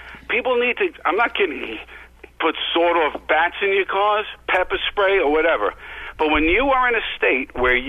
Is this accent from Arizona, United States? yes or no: no; New York City, New York, United States; I come from the Bronx.